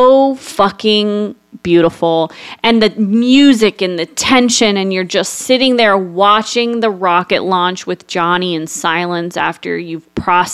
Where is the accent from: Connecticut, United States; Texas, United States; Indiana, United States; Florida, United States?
Florida, United States; Space Coast; growing up on the Space Coast and watching rockets go up